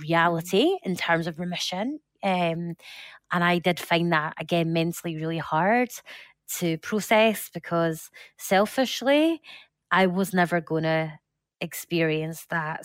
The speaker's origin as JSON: {"language": "English", "region": "Scotland", "country": "United Kingdom", "said": "I'm Scottish"}